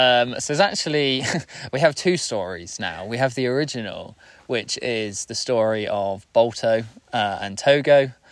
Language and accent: English; South West England, United Kingdom; moved away as an adult; also born or lived in Bristol; I'm from the UK, England, southwest specifically. Spent most of my life down there in a nice little bubble down on the coast, pretty much. I left Bristol, which is a city down there